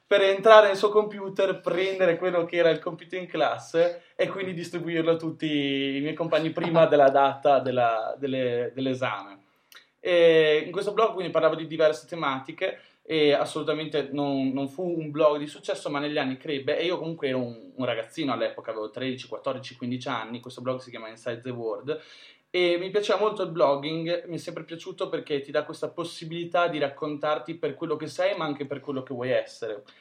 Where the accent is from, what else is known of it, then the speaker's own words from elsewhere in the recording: Ferrara, Emilia-Romagna, Italy; moved away as an adult; also born or lived in Milan; vengo da Ferrara, che in realtà è un paesino di provincia cioè di, dell'Emilia Romagna, vicino a Bologna